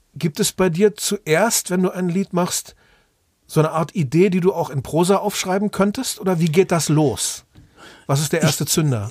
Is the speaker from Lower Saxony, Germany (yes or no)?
yes; Osnabrück, Lower Saxony, Germany; in Osnabrück, da wo ich aufgewachsen bin